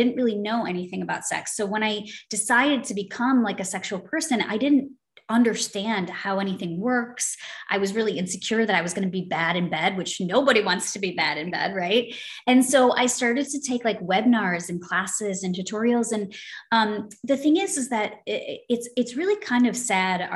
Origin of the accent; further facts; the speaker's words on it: United States; I'm American